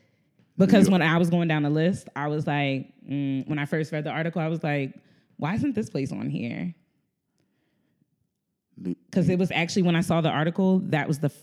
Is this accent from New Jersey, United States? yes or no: yes; New Jersey, United States; Number one is my home state, Newark, New Jersey.